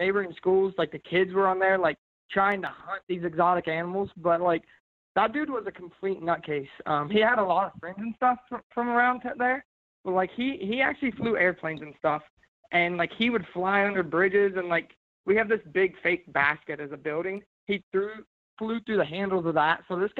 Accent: Zanesville, Ohio, United States; born or raised there

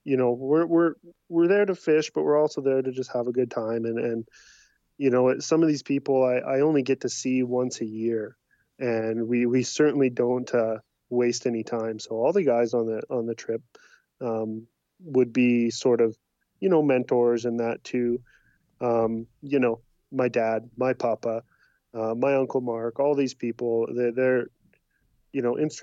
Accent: British Columbia, Canada; moved away as an adult; now in Alberta, Canada; I am a BC boy.

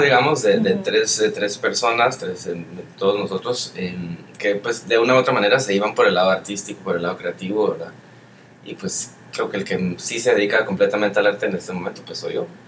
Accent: Guatemala; moved away as an adult; also born or lived in Europe / South America; además de ser guatemalteco, soy latino

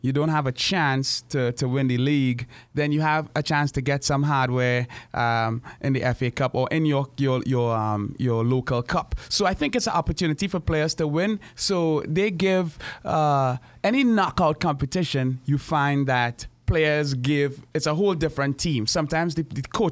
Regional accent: Brazil; moved away; I'm from Brazil.

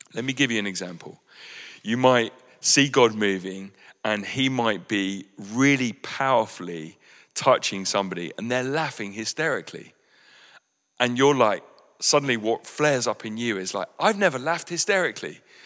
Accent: West Sussex, South East England, United Kingdom; what is cultural to us as British West Sussex people

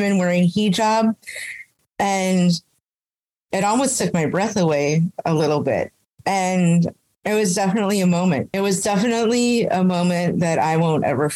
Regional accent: Anchorage, Alaska, United States; moved away as an adult; also born or lived in Roswell, New Mexico / Las Cruces; I reverted in my hometown of Anchorage

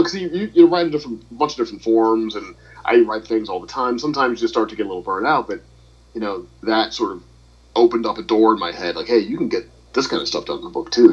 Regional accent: St. Louis, Missouri, United States; I'm from St. Louis

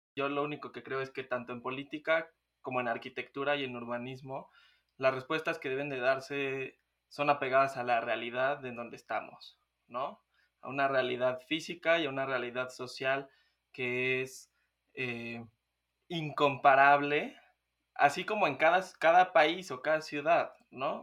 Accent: Mexico

